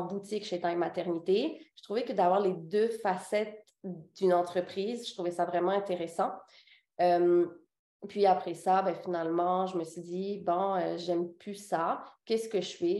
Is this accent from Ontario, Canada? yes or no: no; Quebec, Canada; also born or lived in Réunion; Je suis née là-bas. Puis, à six ans, mes parents ont décidé de déménager au Québec.